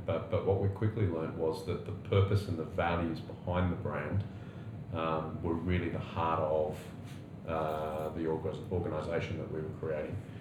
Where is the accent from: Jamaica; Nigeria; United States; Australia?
Australia; also born or lived in United Kingdom; as an Aussie clocking over the magic 40 mark